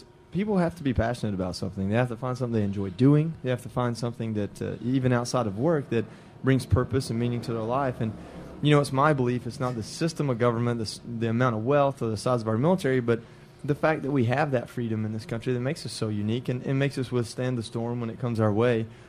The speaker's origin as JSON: {"language": "English", "region": "Georgia", "country": "United States", "moved": "yes", "lives_now": "Austin, United States", "said": "I'm from Georgia"}